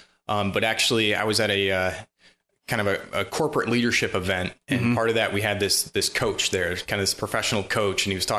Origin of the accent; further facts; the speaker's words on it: Allegan County, Michigan, United States; also born or lived in Germany; I grew up and born and raised in Michigan, the Grand Rapids area, actually Allegan County, just a couple counties over from here. Lived in the same house my whole life till I went off to college, went to Michigan State